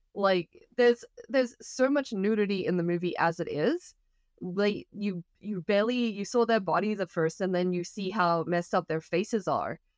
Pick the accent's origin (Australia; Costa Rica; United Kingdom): Australia; moved away; I grew up in Australia